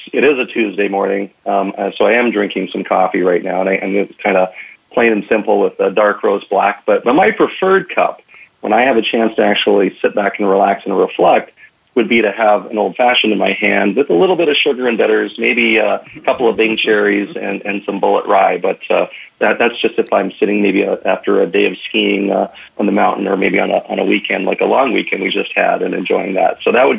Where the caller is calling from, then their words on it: Minneapolis, Minnesota, United States; I'm actually calling from Minneapolis, Minnesota.